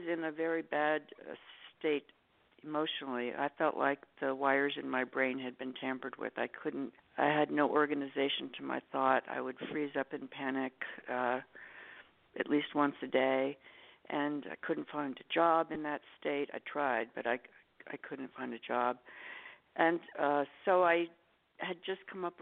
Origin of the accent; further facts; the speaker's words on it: New York City, New York, United States; moved away; also born or lived in Los Angeles; I'm from New York City, and we use a lot of Jewish lingo